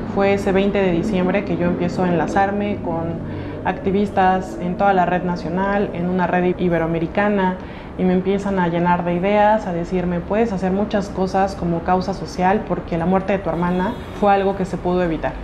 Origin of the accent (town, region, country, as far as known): Oaxaca, Mexico